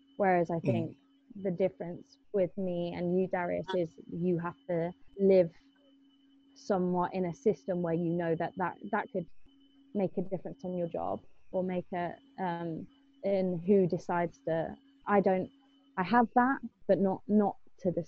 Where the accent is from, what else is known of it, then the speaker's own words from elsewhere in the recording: England, United Kingdom; I was born in England.